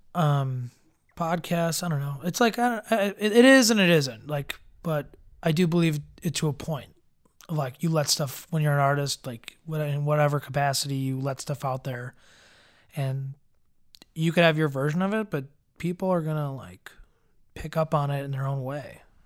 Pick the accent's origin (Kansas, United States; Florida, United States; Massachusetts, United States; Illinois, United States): Illinois, United States; Evergreen Park; born or raised there; also born or lived in Chicago